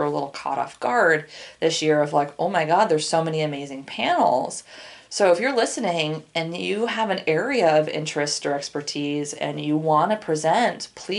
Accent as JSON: {"language": "English", "town": "Portland", "region": "Oregon", "country": "United States", "said": "I'm from Portland"}